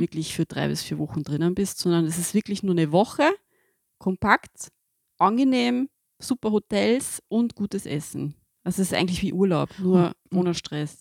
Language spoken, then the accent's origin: German; Austria; bei uns in Österreich